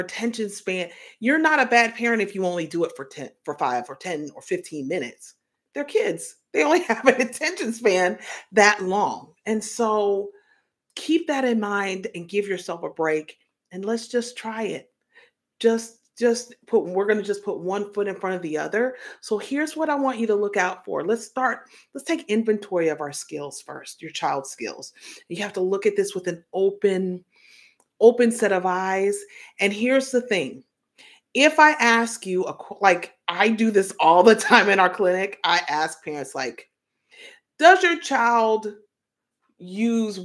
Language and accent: English; Tennessee, United States; I grew up in Tennessee